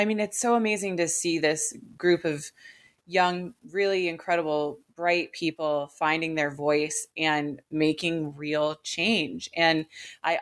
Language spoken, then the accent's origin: English; Maine, United States; I'm from Maine